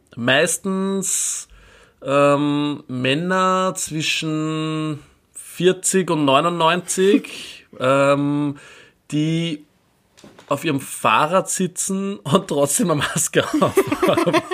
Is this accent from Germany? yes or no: no; Austria; Bei uns in Österreich